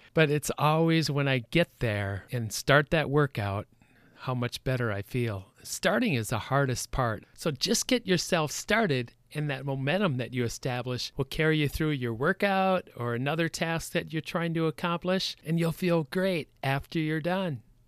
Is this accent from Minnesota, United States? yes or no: yes; Minnesota, United States; I was from Minnesota